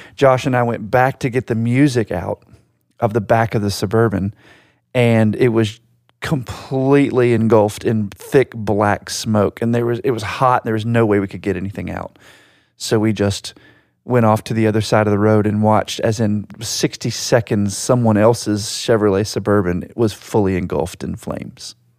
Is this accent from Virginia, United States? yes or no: yes; Virginia Beach, Virginia, United States; my hometown in Virginia Beach